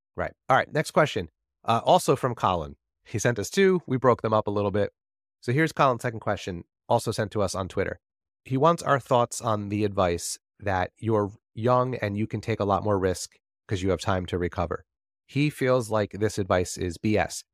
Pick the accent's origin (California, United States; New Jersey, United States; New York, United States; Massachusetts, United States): New Jersey, United States; I'm from New Jersey